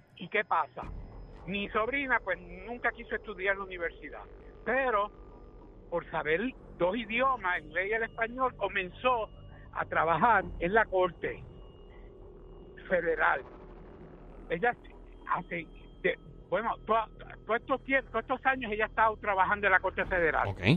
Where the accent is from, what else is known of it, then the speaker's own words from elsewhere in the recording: Puerto Rico; yo soy puertorriqueño